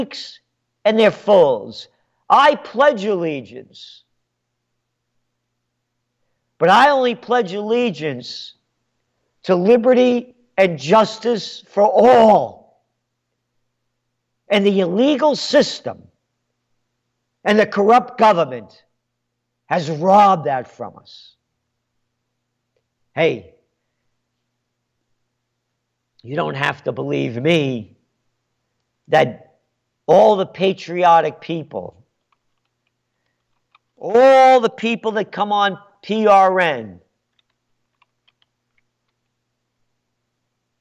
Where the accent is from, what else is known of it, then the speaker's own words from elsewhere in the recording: New York City, New York, United States; now in Kingston, New York, United States; I'm a Napolitano born in the Bronx.